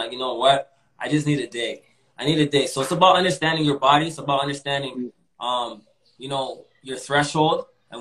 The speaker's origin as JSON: {"language": "English", "town": "Toronto", "region": "Ontario", "country": "Canada", "tie": "born or raised there", "also_born_or_lived": "Malvern, Toronto", "said": "when I was growing up in East York, I was really confined."}